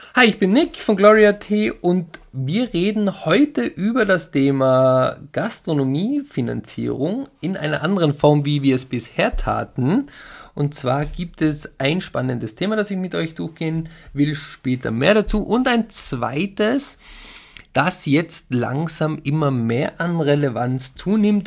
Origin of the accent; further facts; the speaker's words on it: Tyrol, Austria; bei uns in Tirol